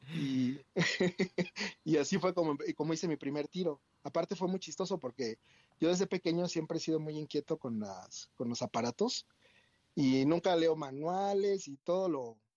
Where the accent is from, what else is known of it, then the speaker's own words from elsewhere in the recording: State of Mexico, Mexico; moved away; also born or lived in Querétaro / Puerto Vallarta / Riviera Maya / Cancún; yo nací en el Estado de México y pues soy hijo único